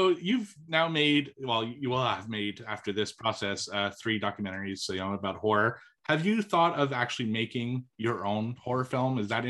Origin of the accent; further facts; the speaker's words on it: Montreal, Quebec, Canada; I grew up in Montreal